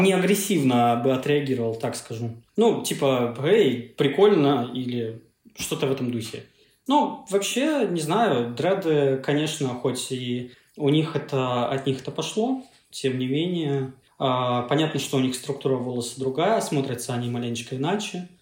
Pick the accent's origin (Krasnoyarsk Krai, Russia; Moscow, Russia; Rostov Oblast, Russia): Krasnoyarsk Krai, Russia; Achinsk; moved away; приехал в родной город э, в Сибири, Ачинск